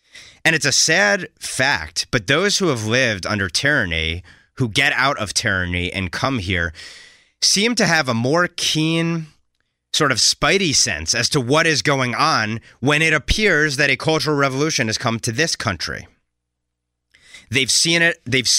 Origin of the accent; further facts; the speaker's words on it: New Jersey suburbs, United States; I was raised in the New Jersey suburbs, not too far from this school district, and I moved back to New Jersey recently over the last year